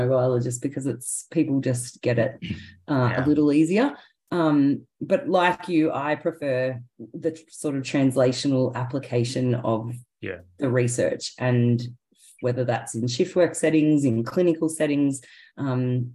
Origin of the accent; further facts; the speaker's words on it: Victoria, Australia; also born or lived in Queensland; I was born in Queensland, but grew up in Victoria.